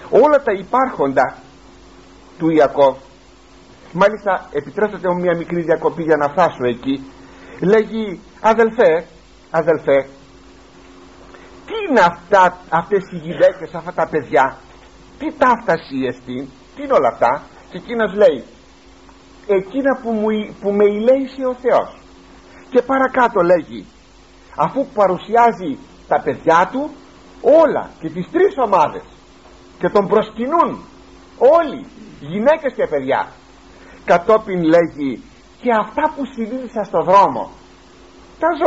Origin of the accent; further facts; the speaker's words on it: Greece; είμαι Έλληνας αυτή τη στιγμή και μάλιστα Έλληνας χριστιανός